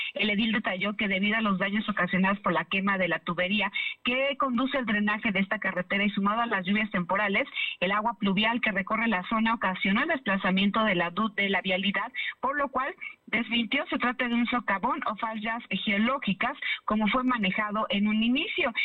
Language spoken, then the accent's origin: Spanish; Pantepec, Puebla, Mexico; también soy de, también de la Sierra Norte, soy de Pantepec.